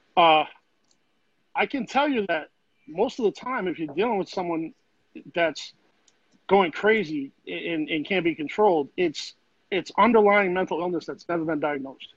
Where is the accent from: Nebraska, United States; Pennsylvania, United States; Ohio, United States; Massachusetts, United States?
Massachusetts, United States; Boston; moved away as an adult; now in Florida, United States; where I grew up in Grove Hall, we didn't really have projects, but the whole thing's a project